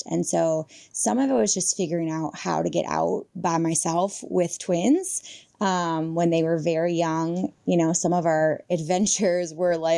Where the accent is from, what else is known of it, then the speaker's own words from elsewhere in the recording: Illinois, United States; I grew up in Illinois